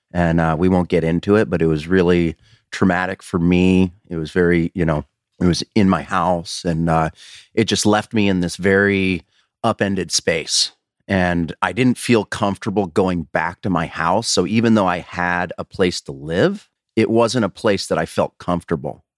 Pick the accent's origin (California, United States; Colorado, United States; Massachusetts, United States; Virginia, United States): Colorado, United States; moved away as an adult; also born or lived in Washington; I was actually twenty-three when I actually kind of moved out, I, uh, you know, out of Colorado anyways, out of my hometown